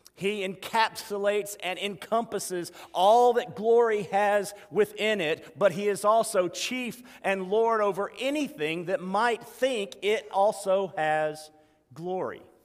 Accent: Meridian, Mississippi, United States; I grew up at State Boulevard Baptist Church

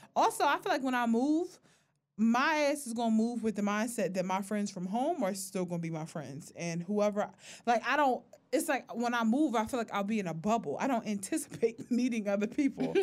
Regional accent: Philadelphia, Pennsylvania, United States; we are from North Philly

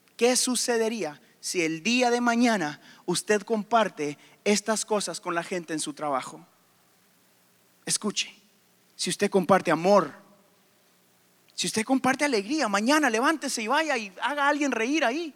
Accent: Guatemala; moved away; also born or lived in Houston, Texas, United States; a los tres años me llevaron a Guatemala, donde aprendí español

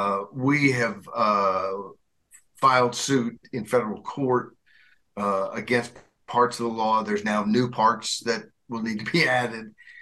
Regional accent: Arkansas, United States; my former home state, not former, I guess it's my home state when I was a kid, I guess that's former home, whatever.

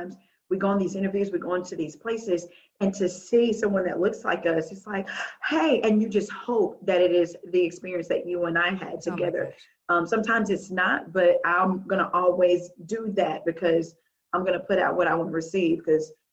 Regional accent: Little Rock, Arkansas, United States; moved away as an adult; I'm from Little Rock, Arkansas. I am a long way away from home.

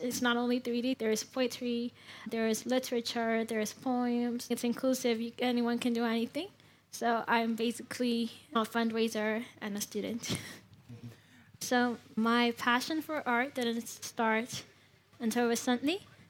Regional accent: Ethiopia; from Ethiopia.

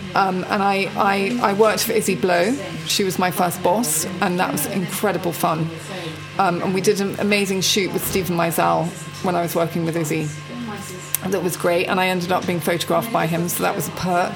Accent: England, United Kingdom; moved away as an adult; also born or lived in New York; we lived in a castle in England

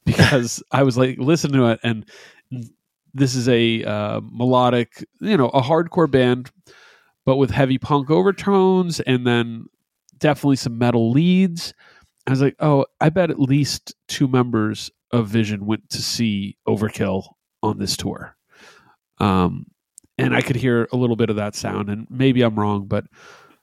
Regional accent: New Jersey, United States; Pete and I come from New Jersey

